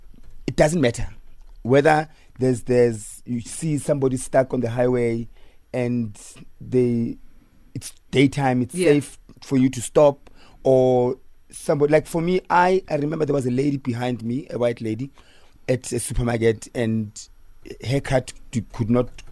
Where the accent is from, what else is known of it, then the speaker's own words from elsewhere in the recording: South Africa; I'm South African, I'm black, I still do see color.